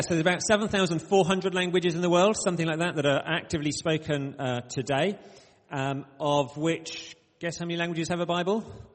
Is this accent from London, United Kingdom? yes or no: no; Bradford, Yorkshire and the Humber, United Kingdom; accent: short vowel sounds; now in Oxford, United Kingdom; I do have sometimes some short vowel sounds despite living in the south. I say grass, not grass, because I grew up in Bradford.